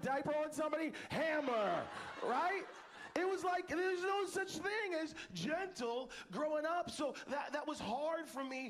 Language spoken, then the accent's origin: English; Arizona, United States; now in Northern California, United States; we're both from Arizona, spent some time in Arizona